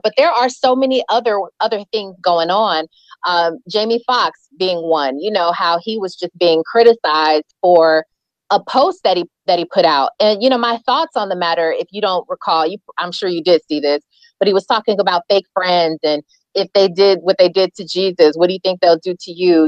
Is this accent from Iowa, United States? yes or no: no; Carson, California, United States; also born or lived in Milwaukee, Wisconsin; I was born in Milwaukee, Wisconsin, so I came here when I was four when I was four years old and I came to to California, I lived in Carson